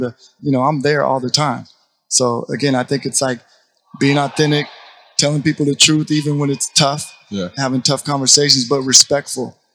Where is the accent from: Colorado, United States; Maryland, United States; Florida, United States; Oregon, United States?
Oregon, United States; Portland; now in Dallas, United States; I'm from Portland, so I obviously grew up right behind the shadows of Nike